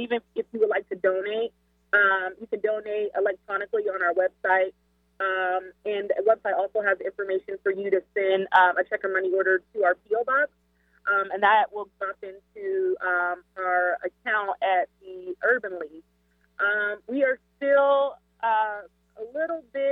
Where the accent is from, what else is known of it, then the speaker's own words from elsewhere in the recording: Seattle, Washington, United States; moved away; also born or lived in Illinois; I'm not originally from Seattle, but Seattle raised me. I'm from Illinois.